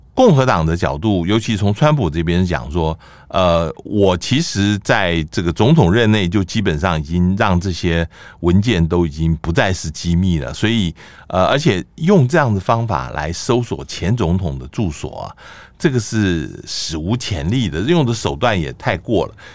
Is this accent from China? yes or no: no; Taiwan; 我们台湾